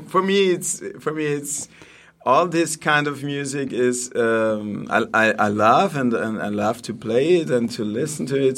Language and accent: English; Vienna, Austria; English is a second language; moved away as an adult; now in Steyr, Austria; I'm from Vienna